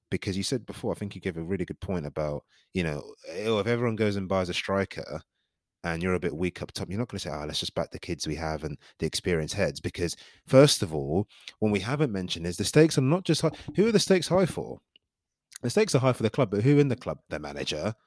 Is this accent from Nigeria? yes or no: yes; Nigeria; I'm Nigerian